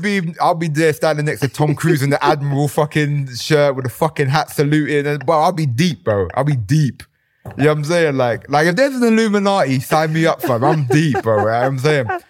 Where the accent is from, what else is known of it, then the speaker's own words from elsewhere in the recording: London, United Kingdom; I grew up in East London.